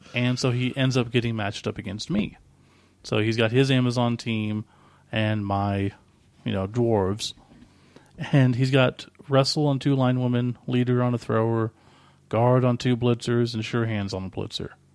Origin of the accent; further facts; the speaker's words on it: Oklahoma, United States; we're from Oklahoma